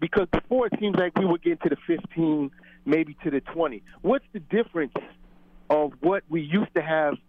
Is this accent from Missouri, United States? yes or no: no; New Jersey, United States; born there; now in Albany, United States; I was born in New Jersey. I'm down here in Albany.